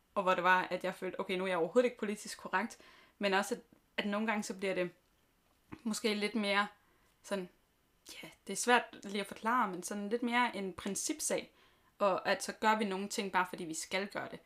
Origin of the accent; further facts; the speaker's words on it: Southern Jutland, Southern Denmark, Denmark; moved away; jeg kommer fra Sønderjylland